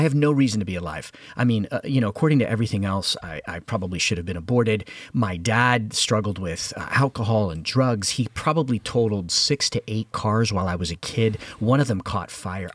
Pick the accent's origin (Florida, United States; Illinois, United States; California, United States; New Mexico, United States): Florida, United States; Hialeah; I was brought up in Havana, the sequel, which is Hialeah, Florida